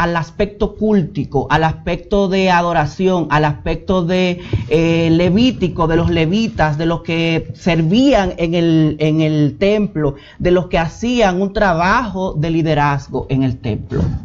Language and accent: Spanish; Villa Mella, Distrito Nacional, Dominican Republic; Vengo de Villamella.